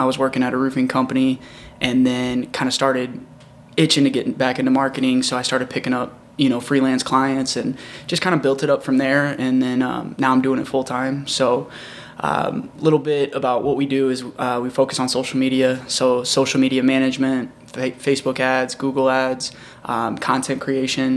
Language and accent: English; O'Fallon, Missouri, United States; also born or lived in Wentzville, Missouri; now in St. Louis, United States; I was actually born in O'Fallon, Missouri, so way over 70 West